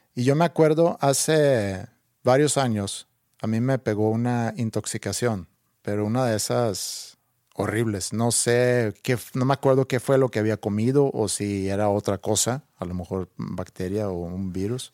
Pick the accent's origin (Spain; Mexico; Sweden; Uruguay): Sweden; moved away; cuando era chiquito en Suecia.